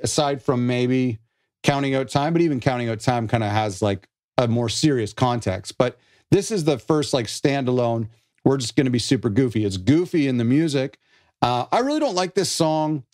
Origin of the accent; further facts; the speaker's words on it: Canada; I'm not American, I'm Canadian.